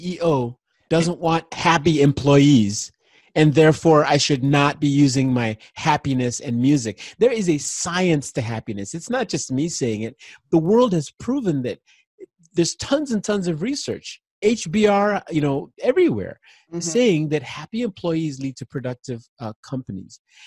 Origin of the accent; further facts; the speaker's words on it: Nigeria; I was born in Nigeria in the 60s, late 60s. And there was a civil war going on